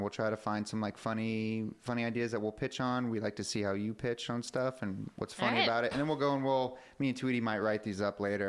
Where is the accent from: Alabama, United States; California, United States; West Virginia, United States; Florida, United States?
Florida, United States; I also have an accent and can't say words either. It's very embarrassing. I'm from Florida